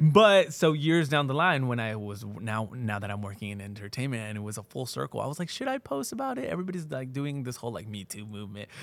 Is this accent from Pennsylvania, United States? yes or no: no; Pomona, California, United States; also born or lived in Fontana, California; I was born in Pomona